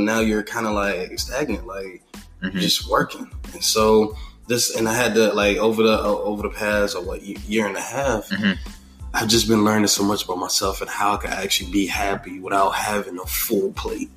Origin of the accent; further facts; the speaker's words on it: South Florida, United States; I've been born and raised in South Florida